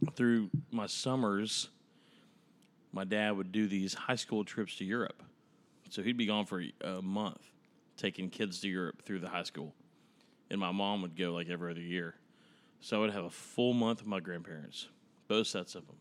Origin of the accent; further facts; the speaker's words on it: Dallas, Texas, United States; also born or lived in Tyler, Texas; So, Dallas, Texas, where I was born, raised, and spent, I mean, ninety percent of my life until I was eighteen